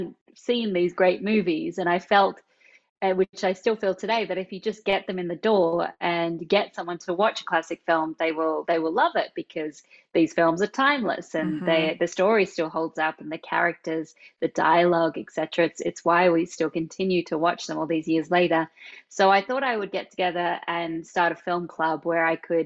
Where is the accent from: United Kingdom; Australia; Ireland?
Australia; moved away; you can probably tell from this accent that I'm not from America. I was born in Australia